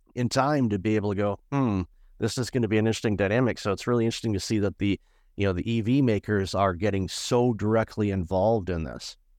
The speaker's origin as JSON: {"language": "English", "town": "Detroit", "region": "Michigan", "country": "United States", "said": "I'm originally from Detroit"}